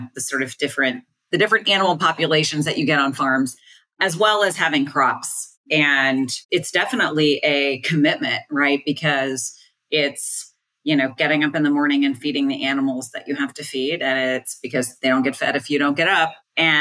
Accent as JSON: {"language": "English", "town": "Columbia", "region": "Missouri", "country": "United States", "tie": "born or raised there", "said": "I'm from Missouri originally. I grew up on a farm outside of Columbia, Missouri"}